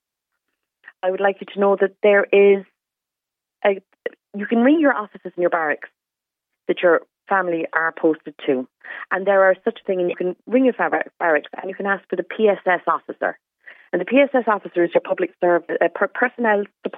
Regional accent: Cobh, Munster, Ireland; I'm from Cove

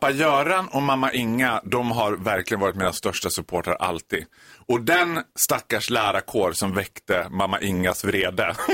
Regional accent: Borlänge, Dalarna County, Sweden; Jag är född och uppvuxen i Borlänge, jag gick på en av de värsta skolorna.

